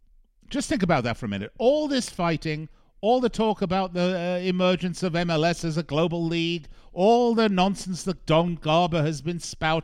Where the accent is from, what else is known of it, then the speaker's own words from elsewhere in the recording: England, United Kingdom; born there; Well, first of all, I was born in England, so I'm entitled to be a bit of a Euro snob when it comes to my sport.